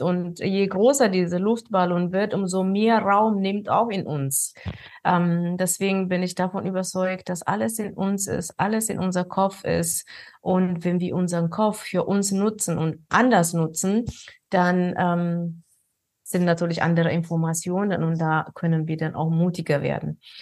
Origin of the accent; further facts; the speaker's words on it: Ethiopia; moved away; Ich bin, ähm, aus Ostafrika, in Äthiopien bin ich geboren